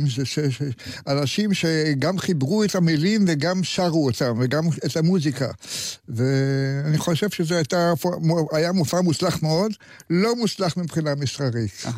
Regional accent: Tel Aviv, Tel Aviv District, Israel; also born or lived in Jerusalem; תל אביבי לא כל חיי, אבל אני יליד תל אביב

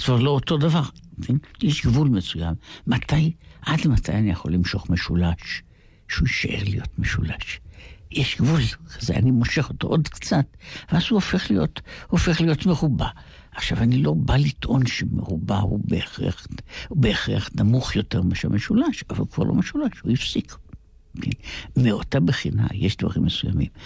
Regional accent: Jerusalem, Jerusalem District, Israel; אנחנו גם גדלנו באותה שכונה ממש, ממש באותה פינה בירושלים, בכרם אברהם

